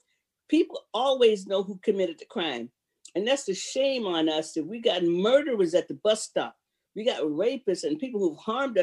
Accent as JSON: {"language": "English", "town": "Sanford", "region": "Florida", "country": "United States", "tie": "born or raised there", "moved": "yes", "lives_now": "Seattle, United States", "said": "I'm from Sanford, Florida originally. That's where I was raised at."}